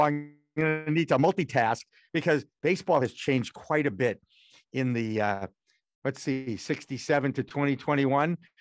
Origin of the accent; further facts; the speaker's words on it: Newton, Massachusetts, United States; also born or lived in Newark, New Jersey / Portland, Maine; Bo-, born in Newark, New Jersey. I went Beth Israel Hospital. I'm a nice Jewish boy, okay? And my parents gave me Newton, Massachusetts, which is a beautiful suburb of Boston, in nineteen sixty-one